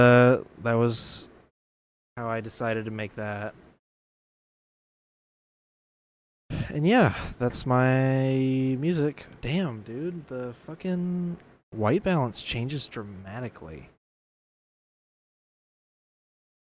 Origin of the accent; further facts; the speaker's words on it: Georgia, United States; In my home state